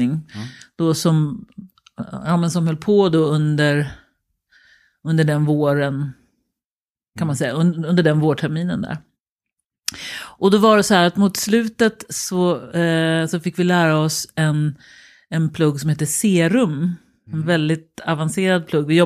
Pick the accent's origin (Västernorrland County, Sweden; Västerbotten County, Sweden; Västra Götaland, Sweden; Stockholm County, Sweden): Stockholm County, Sweden; Danderyd; Oj. Danderyd. Danderyd. Mm. Hos mormor och morfar.